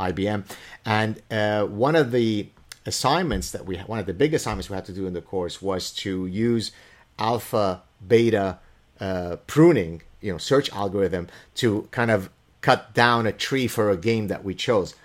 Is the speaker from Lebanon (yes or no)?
yes; Lebanon; first language Arabic; English is a second language; my mother tongue is Arabic. We're Lebanese Jews